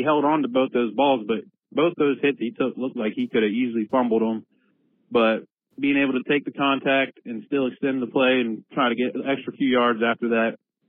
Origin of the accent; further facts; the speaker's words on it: Fredericksburg, Virginia, United States; I'm from Fredericksburg, Virginia. First-time caller, long-time listener.